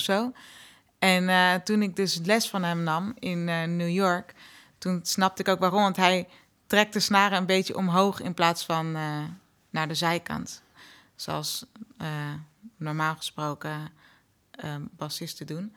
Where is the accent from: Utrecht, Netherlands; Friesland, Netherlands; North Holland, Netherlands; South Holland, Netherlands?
South Holland, Netherlands; The Hague; Uit Den Haag